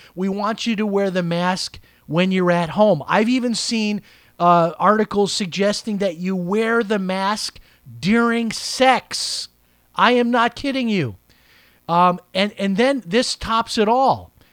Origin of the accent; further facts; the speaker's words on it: Chicago, Illinois, United States; my hometown of Chicago